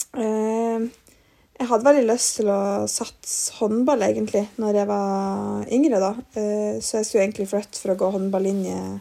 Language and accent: Norwegian; Mosjøen, Nordland, Norway; moved away as an adult; now in Trondheim, Norway; jeg bodde et halvt år i Mosjøen, der jeg kommer fra